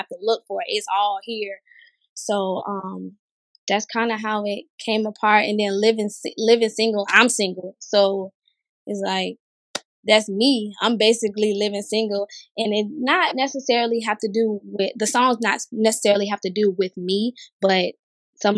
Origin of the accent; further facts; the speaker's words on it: Tampa, Florida, United States; moved away as an adult; now in San Diego, United States; I'm originally from Tampa, Florida. Right now, I'm living in like San Diego, California